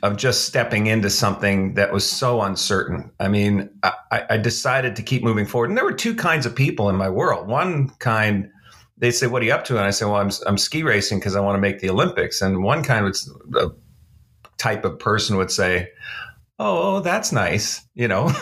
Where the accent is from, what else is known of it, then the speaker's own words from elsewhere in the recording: Canada; moved away as an adult; now in Dallas, United States; I'm a Canadian. I, uh, I grew up in Canada. I lived my first thirty-four, thirty-five years in Canada.